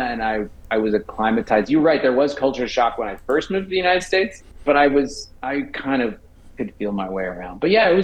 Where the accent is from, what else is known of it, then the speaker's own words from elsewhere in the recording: Vancouver, British Columbia, Canada; growing up in Vancouver, my dad and I had season tickets